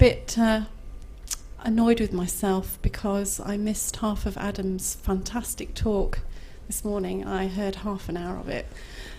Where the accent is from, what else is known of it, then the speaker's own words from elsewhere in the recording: Nottingham, East Midlands, United Kingdom; from Nottingham. Nottingham. A up my dock, that's hello in Nottingham.